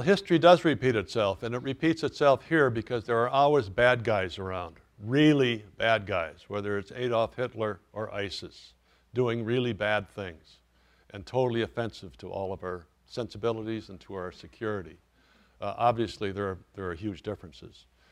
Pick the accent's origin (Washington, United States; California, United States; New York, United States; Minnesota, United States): Minnesota, United States; a Minnesotan